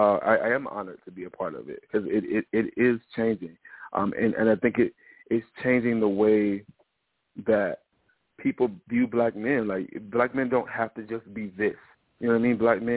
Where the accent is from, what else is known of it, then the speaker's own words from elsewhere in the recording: the South, United States; I'm from the South, you know what I mean?